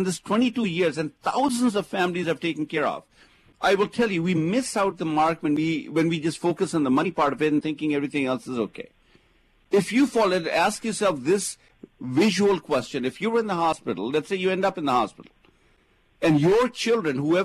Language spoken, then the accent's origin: English; India; now in United States; I come from India